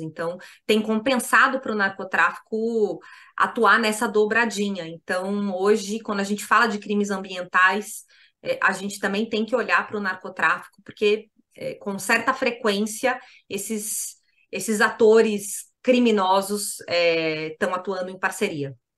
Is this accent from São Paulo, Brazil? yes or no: yes; São Paulo, Brazil; como alguém que foi nascida e criada em São Paulo